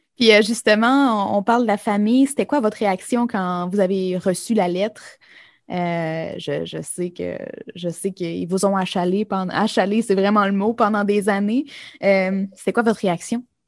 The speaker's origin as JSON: {"language": "French", "region": "Quebec", "country": "Canada", "moved": "yes", "lives_now": "New Brunswick, Canada", "said": "je suis, du Québec"}